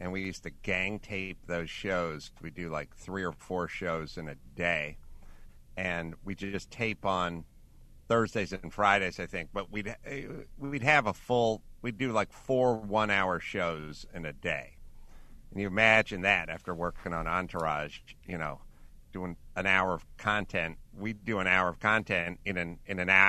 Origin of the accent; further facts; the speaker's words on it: North Hollywood, California, United States; I'm from North Hollywood.